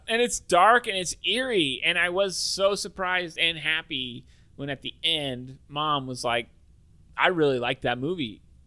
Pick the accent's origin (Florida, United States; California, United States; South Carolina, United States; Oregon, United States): Oregon, United States; Salem; also born or lived in Silverton, Oregon; We're from Salem, Oregon.